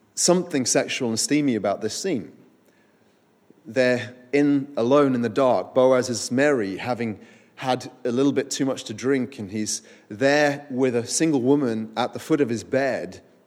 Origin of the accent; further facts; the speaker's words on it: Winchester, South East England, United Kingdom; I grew up in Winchester where There is a great ancient cathedral